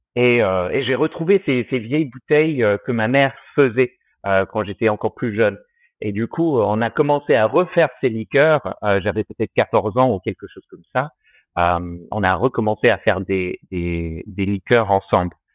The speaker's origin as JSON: {"language": "French", "country": "Australia", "tie": "born or raised there", "moved": "as an adult", "lives_now": "France", "said": "je suis franco-australien. J'ai grandi euh, en Australie et j'y suis resté jusqu'à mes 21 ans"}